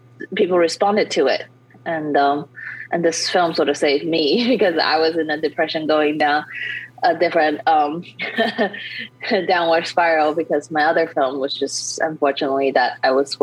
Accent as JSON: {"language": "English", "area": "Bay Area", "region": "California", "country": "United States", "also_born_or_lived": "New York", "moved": "as an adult", "said": "I went home in the Bay Area. I'm from California."}